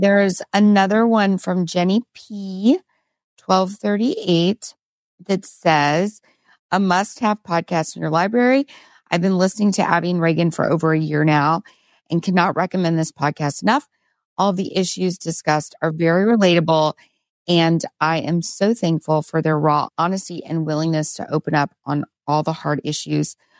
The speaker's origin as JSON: {"language": "English", "region": "Texas", "country": "United States", "said": "as a Texan"}